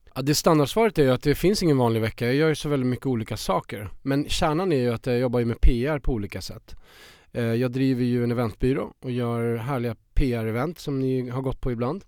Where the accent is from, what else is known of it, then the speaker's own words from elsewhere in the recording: Värmland, Sweden; moved away as an adult; now in Stockholm, Sweden; kommer jag från Värmland. Jag var 19 år och eh, han bodde i Stockholm. Så jag flyttade ju upp hit eh, till honom.